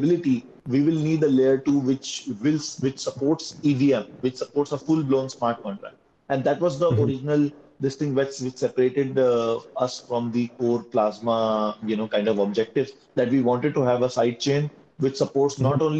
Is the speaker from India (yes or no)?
yes; India; we are coming from India